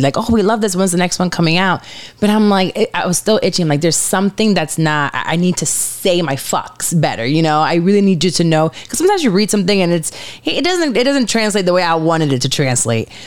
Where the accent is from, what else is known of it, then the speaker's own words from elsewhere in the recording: Puerto Rico; now in Orlando, United States; I'm from Puerto Rico, Caribbean.